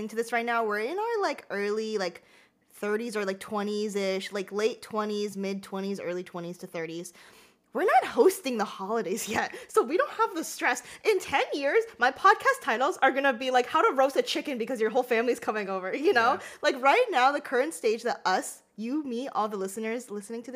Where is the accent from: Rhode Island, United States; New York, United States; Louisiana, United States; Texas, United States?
Rhode Island, United States; moved away; I went to Rhode Island to see my family. That's where I grew up